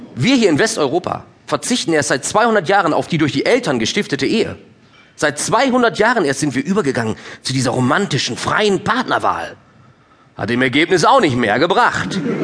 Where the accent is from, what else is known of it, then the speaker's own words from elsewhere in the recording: Minden, North Rhine-Westphalia, Germany; now in Cologne, Germany; Ich komme ja gebürtig aus Ostwestfalen. Jetzt als Ostwestfale in Köln, also im Rheinland